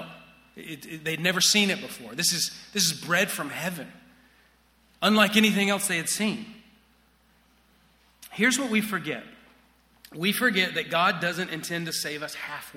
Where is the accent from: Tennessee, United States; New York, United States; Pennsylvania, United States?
Tennessee, United States; Chattanooga; moved away; I grew up in Chattanooga, Tennessee